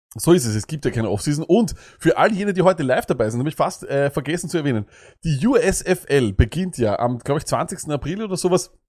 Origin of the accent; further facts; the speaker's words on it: Austria; bei uns in Österreich